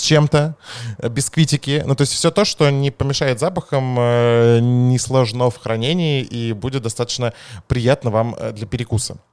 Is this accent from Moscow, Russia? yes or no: yes; Moscow, Russia; accent: Leningrad phonetic school; я как будто бы москвич. На самом деле я москвич